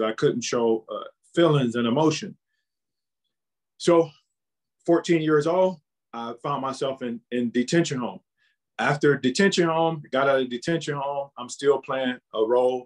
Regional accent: Cleveland, Ohio, United States; born and raised in Cleveland, Ohio.

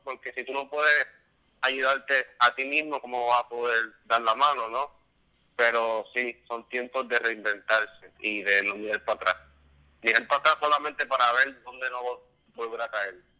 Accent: Puerto Rico

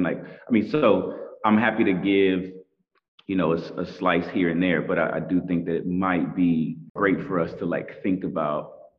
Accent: Tulsa, Oklahoma, United States; moved away as an adult; now in New York, United States; Tulsa, and that's my hometown and I love it

